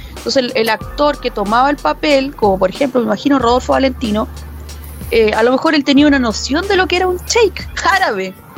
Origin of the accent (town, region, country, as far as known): Chile